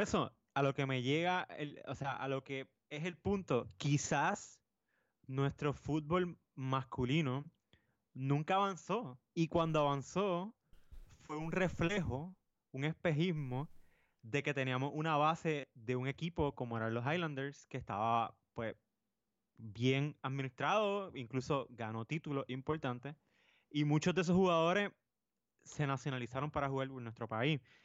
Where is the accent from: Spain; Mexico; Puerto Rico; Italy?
Puerto Rico; nosotros somos puertorriqueños